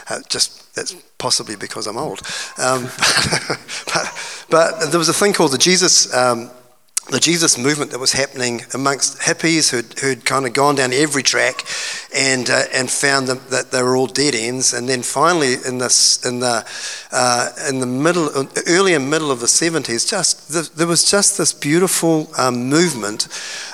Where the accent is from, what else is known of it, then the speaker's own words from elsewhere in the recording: Hawke's Bay, New Zealand; moved away as an adult; also born or lived in Auckland; I grew up in Hawke's Bay